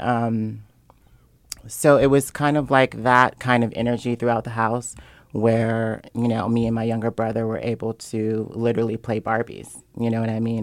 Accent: Seattle, Washington, United States; I'm originally from Seattle, Washington

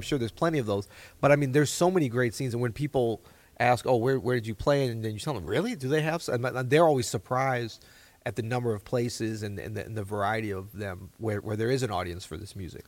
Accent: New Orleans, Louisiana, United States; moved away; I still kinda feel like it's my hometown

